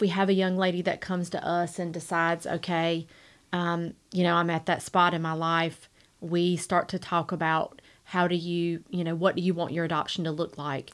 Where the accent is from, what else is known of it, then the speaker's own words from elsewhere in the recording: Rocky Mount, North Carolina, United States; I grew up here in Rocky Mount. I am a Rocky Mount native. I, born and raised here.